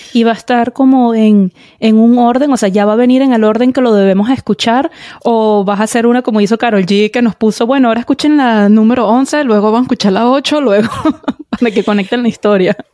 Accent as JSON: {"language": "Spanish", "country": "Venezuela", "said": "yo como venezolana"}